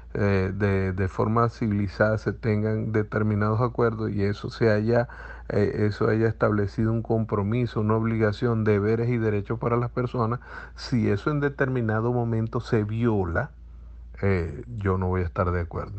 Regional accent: Zulia, Venezuela; el producto de un hogar zuliano

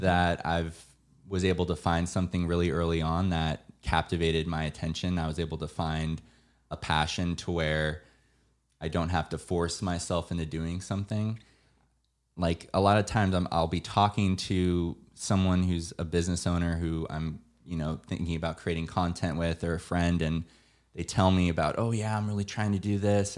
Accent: San Diego, California, United States; now in Los Angeles, United States; I'm from San Diego

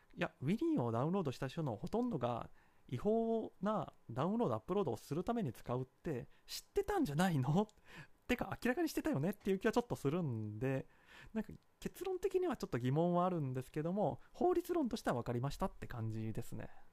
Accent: Kansai, Japan; accent: Kansai dialect; 私はまあ関西出身で関西弁は

